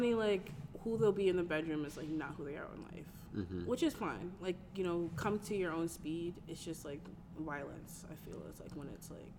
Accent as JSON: {"language": "English", "region": "Connecticut", "country": "United States", "said": "I'm from Connecticut."}